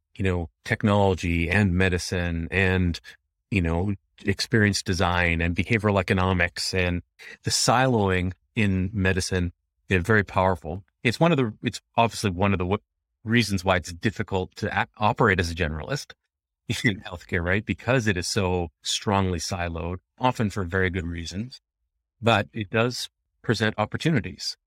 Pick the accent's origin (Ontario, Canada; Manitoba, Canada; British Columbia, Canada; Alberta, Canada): British Columbia, Canada; Vancouver; born or raised there; also born or lived in Jamaica